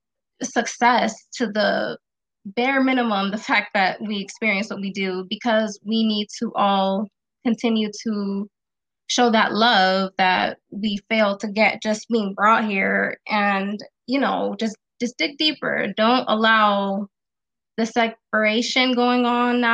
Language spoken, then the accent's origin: English; Las Vegas, Nevada, United States; I'm from West Coast, Vegas.